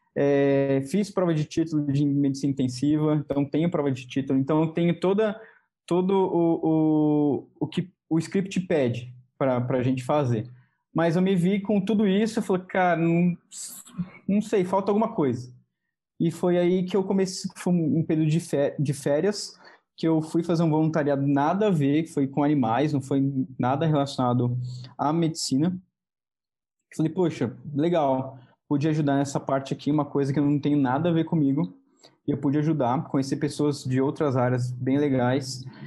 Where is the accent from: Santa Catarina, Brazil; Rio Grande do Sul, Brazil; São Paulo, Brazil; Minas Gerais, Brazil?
São Paulo, Brazil; also born or lived in Rio de Janeiro; sou de São Paulo